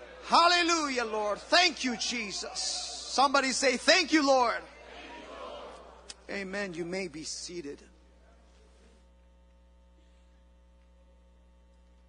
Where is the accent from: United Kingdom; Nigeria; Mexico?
Mexico; moved away; I was in Mexico, and growing up in Mexico